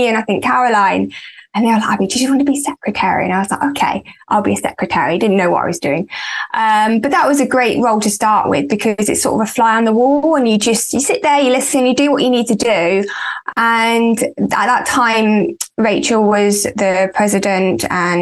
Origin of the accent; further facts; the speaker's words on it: Leicester, East Midlands, United Kingdom; moved away as an adult; now in Solihull, United Kingdom; I'm from Leicester. That's where I grew up.